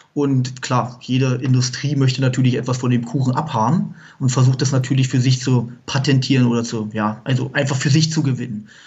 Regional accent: Munich area, Bavaria, Germany; wir kommen ja aus dem Raum München

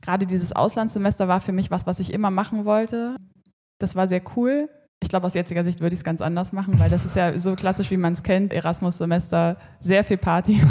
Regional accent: Erfurt, Thuringia, Germany; moved away as an adult; ich bin in Erfurt aufgewachsen

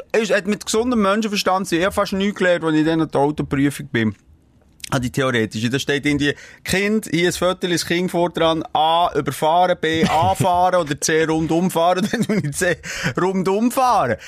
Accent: Bern, Switzerland; also ich bin in der Stadt Bern aufgewachsen. Ja, Aglo.

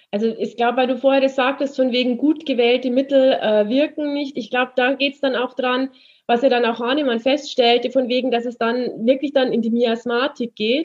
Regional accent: Munich, Bavaria, Germany; ich komme ja aus München, äh, ich habe 15 Jahre in München gewohnt

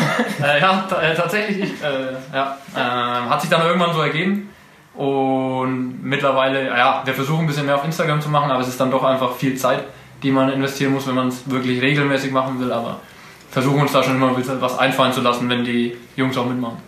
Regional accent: Kalchreuth, Bavaria, Germany; moved away as an adult; now in Nuremberg, Germany; Also komme aus Kalchreuth mittlerweile äh, nicht mehr. Mittlerweile wohne ich in Nürnberg. Ähm, aber Elternhaus in Kalchreuth

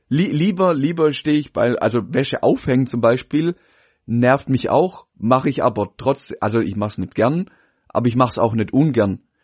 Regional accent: Pforzheim, Baden-Württemberg, Germany; bei uns in Pforzheim

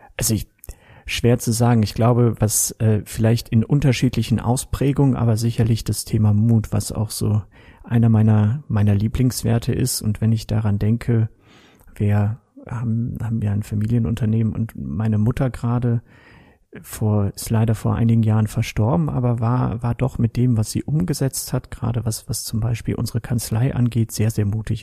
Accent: Kevelaer, North Rhine-Westphalia, Germany; now in Straelen, Germany; Geboren in Kevlar, mittlerweile aber wohnhaft in Strahlen am schönen Niederrhein

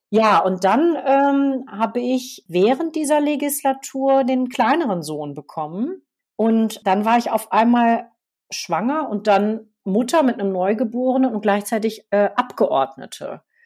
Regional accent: Münster, North Rhine-Westphalia, Germany; now in Berlin, Germany; aus meiner Heimatstadt Münster

